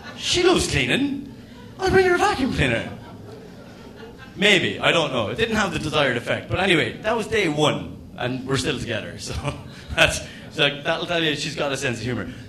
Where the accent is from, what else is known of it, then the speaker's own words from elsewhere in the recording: Ireland; as an Irishman